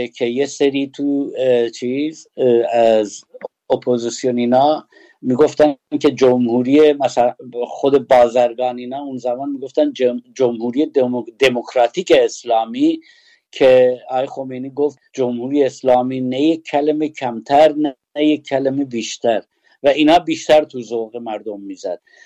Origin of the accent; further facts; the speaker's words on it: Sanandaj, Kurdistan, Iran; ما کردیم یا اهل سنندجیم